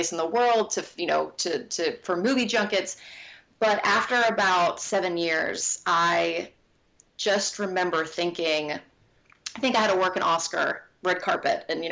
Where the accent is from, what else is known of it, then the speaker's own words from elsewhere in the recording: North Carolina, United States; moved away as an adult; also born or lived in New York City; I grew up in North Carolina